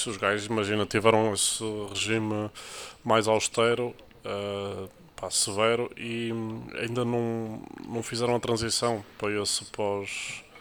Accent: Porto, Norte, Portugal; eu sou do Porto.

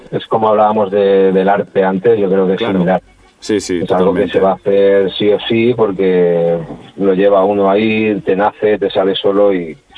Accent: Sabadell, Catalonia, Spain; Pues todo empezó con otros grupos que empezaban de, en el mismo barrio donde nosotros crecimos ahí en los Termes. Sí. Todos mm. los alrededores, que, no deja de ser Sabadell.

